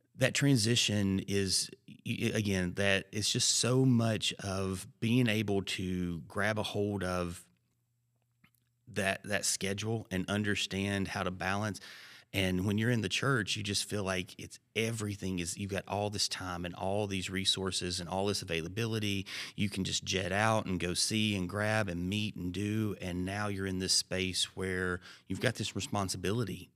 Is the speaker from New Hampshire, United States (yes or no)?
no; Alabama, United States; moved away; also born or lived in Georgia; I grew up in Alabama